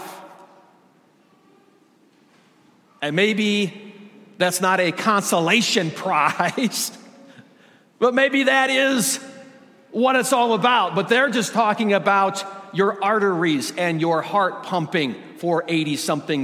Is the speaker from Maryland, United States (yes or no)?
no; Michigan, United States; I grew up in Michigan